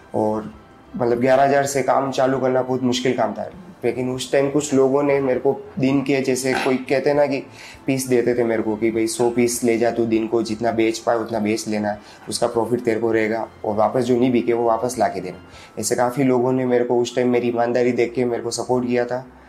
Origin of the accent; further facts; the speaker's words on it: Kheroda, Rajasthan, India; moved away as an adult; also born or lived in Bhinder; now in Udaipur, India; मेरा बचपन खेरोदा में बीता है यहाँ से 40 किलोमीटर दूर वल्लभ नगर तहसील